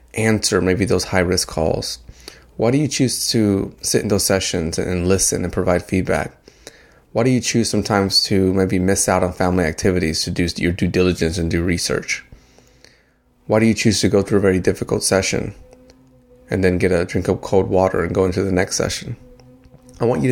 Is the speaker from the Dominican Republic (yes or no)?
yes; Dominican Republic; now in United States; I am an immigrant. I came from the Dominican Republic. I'm here to the U.S.